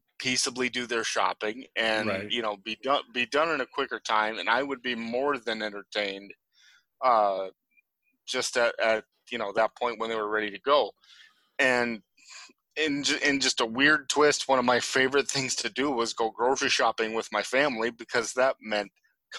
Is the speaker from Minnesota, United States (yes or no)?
yes; Ortonville, Minnesota, United States; We grew up in a small Midwestern town in Minnesota called Ortonville